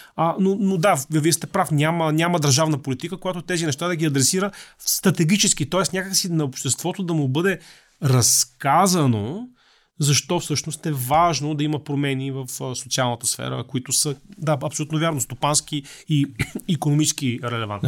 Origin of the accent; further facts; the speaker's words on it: Bulgaria; ние като българи